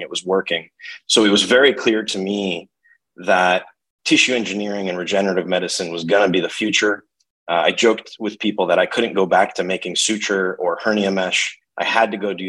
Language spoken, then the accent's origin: English; Connecticut, United States; Grew up Connecticut, undergrad Connecticut, University of Connecticut